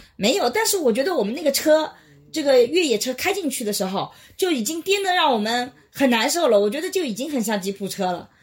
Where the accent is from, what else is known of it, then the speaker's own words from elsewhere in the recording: China; 我们中国人